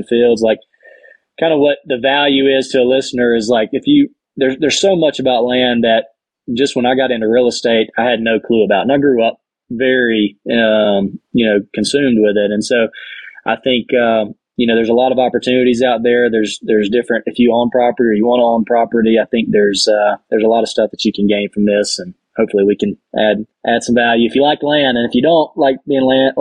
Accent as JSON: {"language": "English", "region": "Alabama", "country": "United States", "said": "I'm in Colorado elk hunting right now, but I'm from Alabama"}